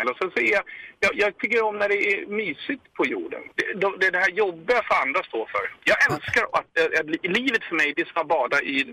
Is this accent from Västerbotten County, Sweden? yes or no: no; Sollentuna, Stockholm County, Sweden; Jag kommer från ah! Sollentuna.